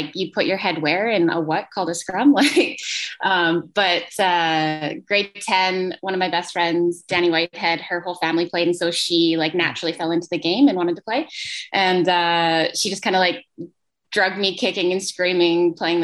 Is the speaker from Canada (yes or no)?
yes; Lethbridge, Alberta, Canada; moved away as an adult; now in Edmonton, Canada; from Lethbridge, Alberta, originally living up here in Edmonton.